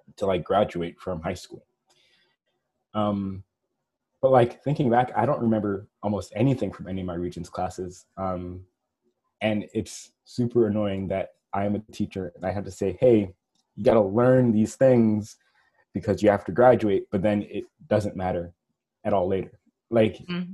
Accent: New York, United States; I'm from New York

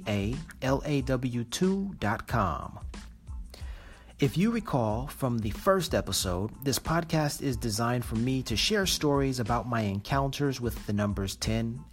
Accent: United States; I'm an American

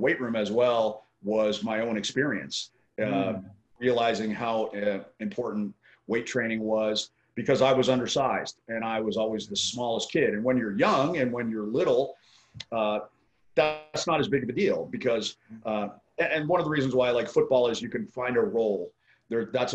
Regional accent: Colorado Springs, Colorado, United States; moved away as an adult; now in Maui, United States; I grew up in Colorado Springs

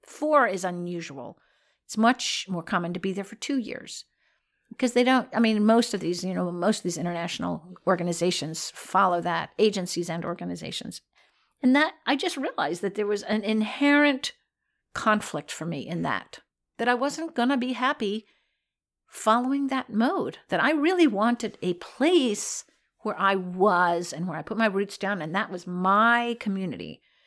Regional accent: Virginia, United States; So I was raised in Virginia, not in South Florida.

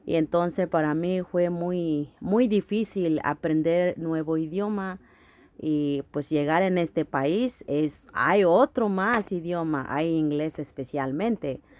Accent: Guerrero, Mexico; now in New York, United States; Ah, yo soy de México, estado de Guerrero. Ah, pues eh, me motivó estudiar aquí, eh, estoy aquí en Nueva York Ah, en México yo no tuve la oportunidad de hacerlo

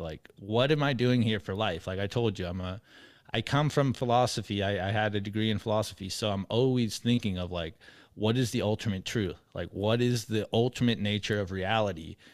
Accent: San Diego, California, United States; moved away as an adult; also born or lived in Mexico; now in Texas, United States; I grew up in California. I'm from San Diego

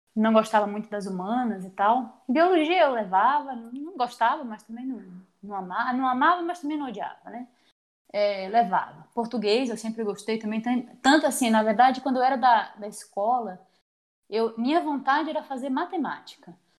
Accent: Salvador, Bahia, Brazil; moved away as an adult; also born or lived in Campinas / São Carlos; now in Maringá, Brazil; eu sou natural de Salvador, na Bahia. Né? Morei em Salvador até meus 18 anos

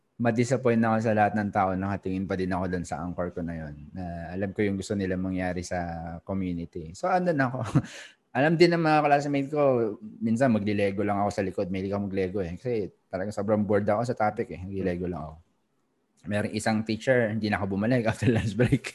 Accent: Philippines; moved away as an adult; now in Singapore; as a Filipino also na nasa Singapore 2007 may company na ako

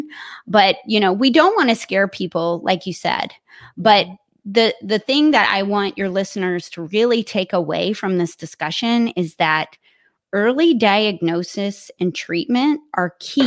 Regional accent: Kentucky, United States; moved away as an adult; now in Columbus, United States; I'm originally from Kentucky

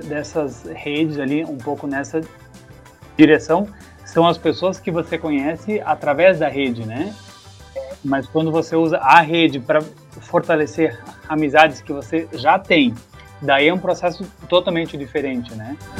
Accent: Timbó, Santa Catarina, Brazil; moved away as an adult; eu saí de Timbó, então toda essa, essa vivência de grupo de juventude, assim como você tem, é, ela foi um pouco é, rompida na época porque eu fui embora para outro estado

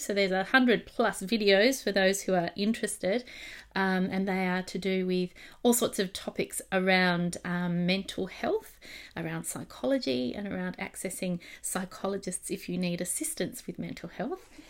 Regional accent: Australia; accent: Australian; my Australian accent

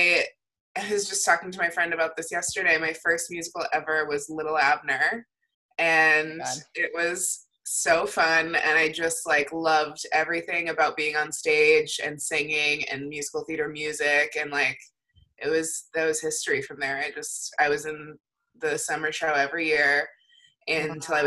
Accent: Connecticut, United States; I'm from Connecticut

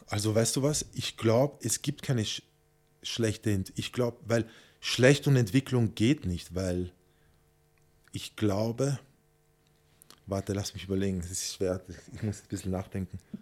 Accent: Vienna, Austria; moved away as an adult; also born or lived in Tenerife, Spain; Ich bin Wiener

